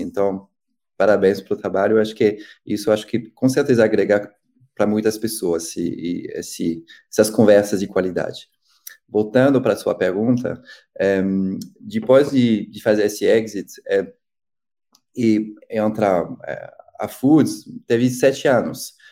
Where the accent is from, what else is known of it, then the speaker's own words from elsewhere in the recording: Paris, Île-de-France, France; Portuguese is a second language; moved away as an adult; also born or lived in Rio de Janeiro, Brazil; now in São Paulo, Brazil; Eu cresci, nasci e cresci em Paris